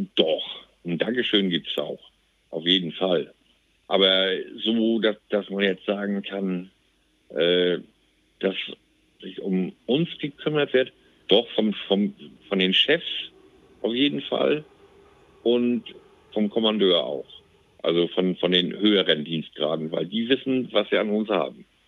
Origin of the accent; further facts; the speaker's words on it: Plön, Schleswig-Holstein, Germany; Ich bin gebürtiger Plöner